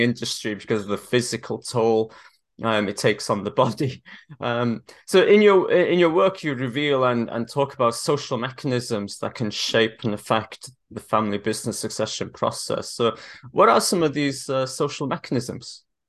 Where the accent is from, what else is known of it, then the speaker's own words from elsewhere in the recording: Wales, United Kingdom; moved away; I'm originally Welsh